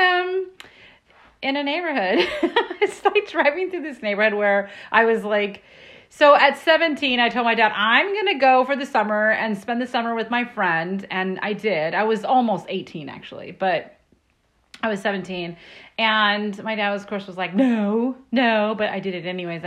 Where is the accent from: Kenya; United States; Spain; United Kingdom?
United States; Laguna Beach, California; I was born in Laguna Beach.